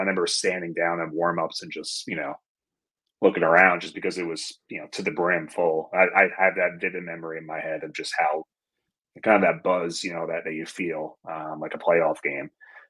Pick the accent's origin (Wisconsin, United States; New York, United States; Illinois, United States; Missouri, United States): New York, United States; Fort Salonga; also born or lived in Valley Stream; So I was born in Valley Stream. I lived there until I was about six. And then we were in Fort Salonga, like Smithtown area, until we moved. So that was where I was. So I was in Nassau, then I was Suffolk.